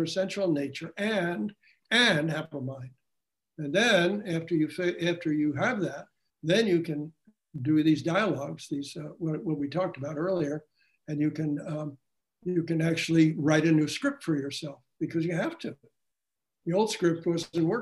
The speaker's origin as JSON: {"language": "English", "region": "New Jersey", "country": "United States", "moved": "yes", "said": "I was from New Jersey"}